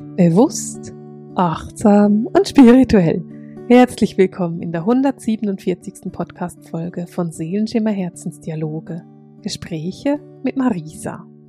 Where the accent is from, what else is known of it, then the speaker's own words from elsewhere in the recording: Basel, Basel-Stadt, Switzerland; accent: Alemannic; Nun bin ich nicht in Deutschland aufgewachsen und habe mich nie intensiv mit der germanischen Kultur auseinandergesetzt, weil in der Schweiz lernt man die Schweizer Geschichte